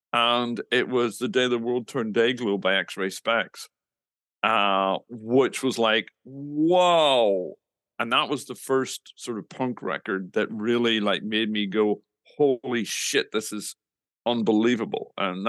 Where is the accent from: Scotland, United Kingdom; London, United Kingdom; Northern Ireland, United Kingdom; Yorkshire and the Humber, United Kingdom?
Northern Ireland, United Kingdom; moved away; I grew up in the middle of nowhere in Northern Ireland.